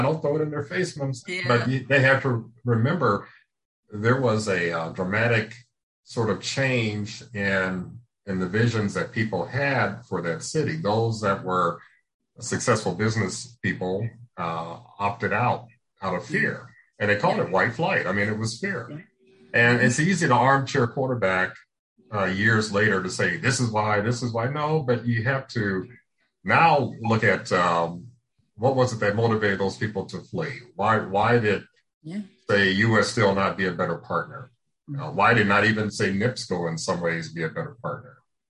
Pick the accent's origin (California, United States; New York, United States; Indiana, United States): Indiana, United States; Gary; now in Bloomington, United States; I'm now lived in Bloomington, more than twice as many years as I lived in my hometown of Gary.